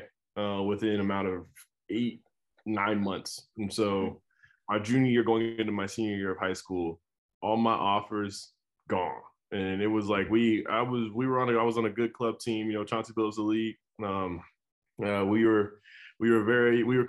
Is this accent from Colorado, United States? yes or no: yes; Colorado, United States; I grew up in Colorado, big time university.